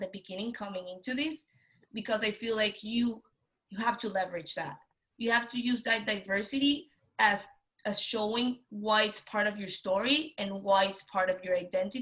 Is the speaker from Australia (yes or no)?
no; Venezuela; moved away as an adult; now in United States; I'm a female, I'm from Venezuela